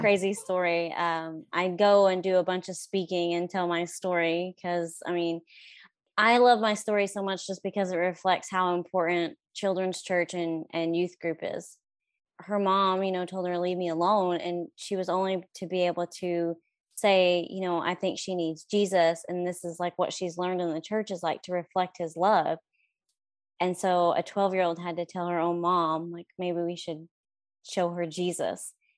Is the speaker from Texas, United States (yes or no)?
no; Stratford, Oklahoma, United States; now in Pauls Valley, United States; I grew up in Stratford, Oklahoma